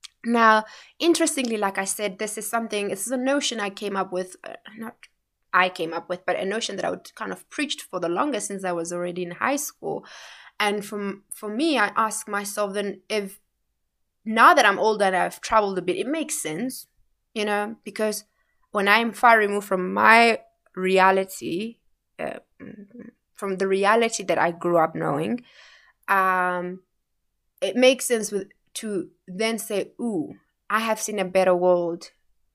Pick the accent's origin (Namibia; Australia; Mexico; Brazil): Namibia; Windhoek, Khomas; You know, I grew up in Vanaheda, you know, here in Windhoek